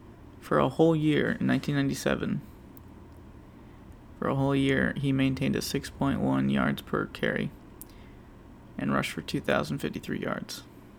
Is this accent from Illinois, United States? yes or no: no; Pensacola, Florida, United States; my hometown of Pensacola.